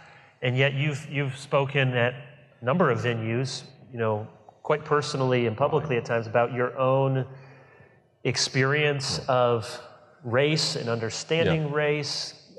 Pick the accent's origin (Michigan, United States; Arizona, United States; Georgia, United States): Michigan, United States; growing up in Michigan in a public school in the 80s and 90s